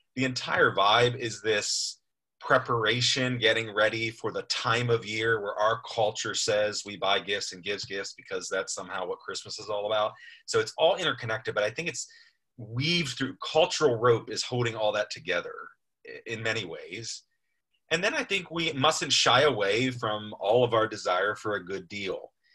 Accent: United States; We're American.

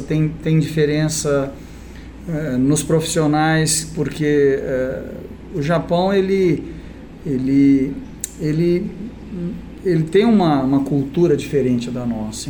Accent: Brazil; also born or lived in Japan; eu sou do Brasil

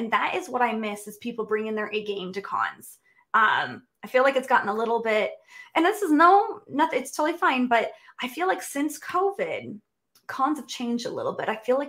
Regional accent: West Coast, United States; It's like, you know, number one, I'm from the West Coast. Flying all the way to the East Coast, that's like 12 hours of travel, okay?

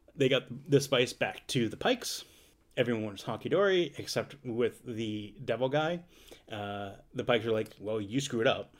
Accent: Boston, Massachusetts, United States; accent: Boston; my Boston accent

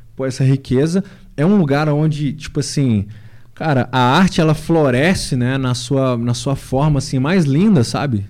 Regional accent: Sabará, Minas Gerais, Brazil; lá na minha cidade, né? Grande cidade, grande Sabará, na grande, na nossa grande Sabará.

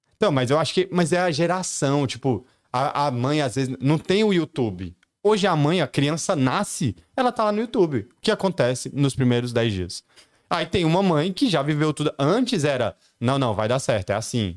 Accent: Patos de Minas, Minas Gerais, Brazil; moved away; also born or lived in Brasília; Eu cresci em Patos de Minas, quando eu era criança

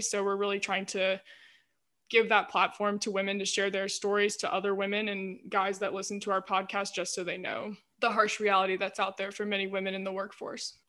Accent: Greenville, United States; I'm from Greenville, stayed in Greenville for college, so been here all my life

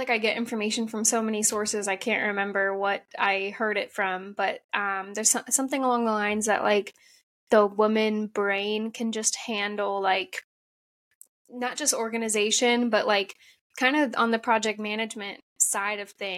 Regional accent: Ohio, United States; also born or lived in San Diego, California; now in California, United States; I grew up in Ohio, kind of small town, like Midwest, sheltered a little bit

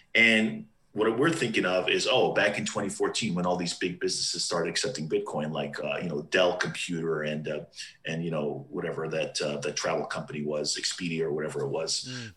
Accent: Southern California, United States; moved away as an adult; also born or lived in New Hampshire; I'm from Southern California

